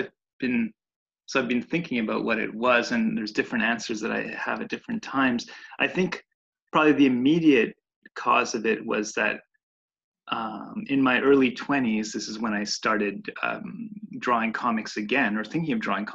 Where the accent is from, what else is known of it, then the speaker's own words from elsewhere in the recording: Montreal, Quebec, Canada; also born or lived in Italy; I'm an illustrator based in Montreal, and I was born in Montreal